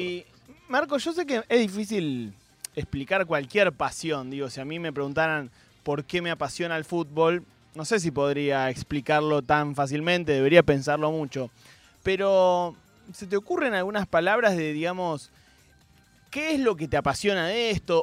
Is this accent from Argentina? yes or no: yes; Argentina; somos buenos los argentinos